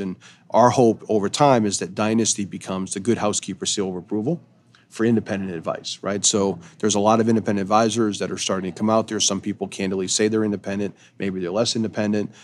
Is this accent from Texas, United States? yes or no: no; Eastport, Maine, United States; Eastport is the easternmost point in the United States, happens to be my hometown